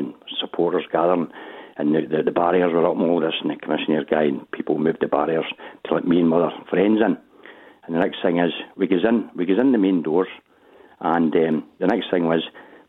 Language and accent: English; Wishaw, Scotland, United Kingdom; I'm from Craignewke and Wisher